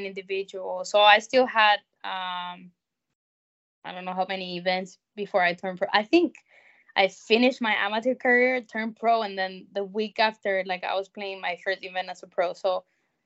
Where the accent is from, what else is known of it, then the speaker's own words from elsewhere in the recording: Spain; moved away as an adult; also born or lived in South Carolina, United States; my hometown with my family